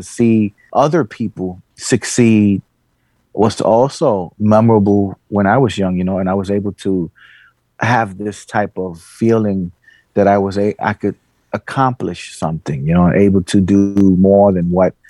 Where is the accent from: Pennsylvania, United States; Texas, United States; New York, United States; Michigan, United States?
New York, United States; New York City; I'm very happy to be from the South Bronx and honored. I was raised there.